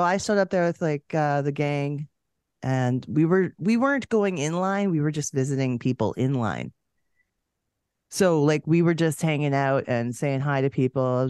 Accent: Canada; we're both Canadian.

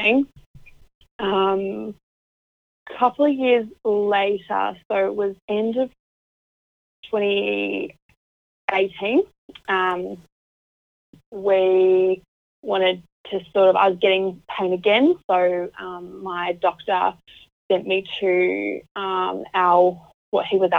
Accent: Auckland, New Zealand; moved away as an adult; now in Melbourne, Australia; I'm originally from Auckland in New Zealand, but I'm now living in Melbourne with my husband

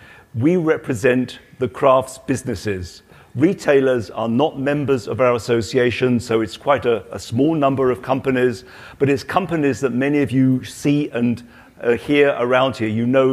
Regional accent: United Kingdom; accent: British; now in Germany; You probably gathered that I've got a British accent, so I'm actually British. But I have been living in Germany for the past 30 years.

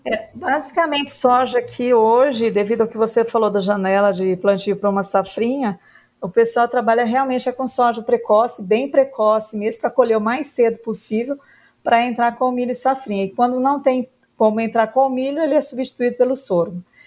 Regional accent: Uberlândia, Minas Gerais, Brazil; moved away as an adult; also born or lived in Lavras / Jaboticabal; now in Brasília, Brazil; Eu comecei a minha atividade, a minha vida no Cerrado, que é Uberlândia, que é a região do Triângulo Mineiro, Cerrado

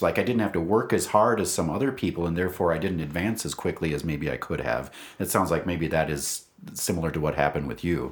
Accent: Wisconsin, United States; now in Albuquerque, United States; We're all also former Wisconsinites

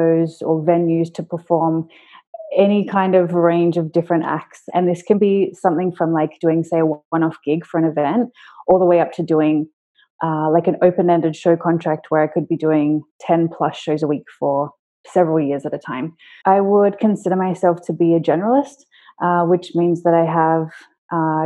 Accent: Sydney, New South Wales, Australia; I grew up in Sydney

